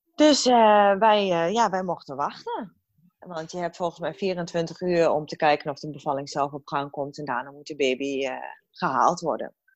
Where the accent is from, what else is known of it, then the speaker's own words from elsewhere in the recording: Hengelo, Overijssel, Netherlands; now in Heerenveen, Netherlands; oorspronkelijk kom ik uit Hengelo, want ik ben een echte ras, echte tukker.